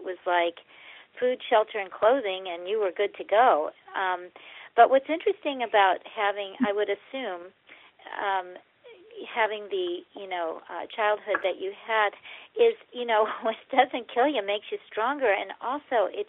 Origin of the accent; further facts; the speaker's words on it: St. Louis, Missouri, United States; I grew up in St. Louis, Missouri